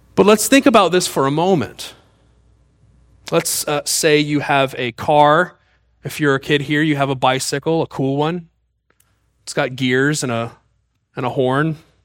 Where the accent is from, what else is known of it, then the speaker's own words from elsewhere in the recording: Mississippi, United States; I was born in Mississippi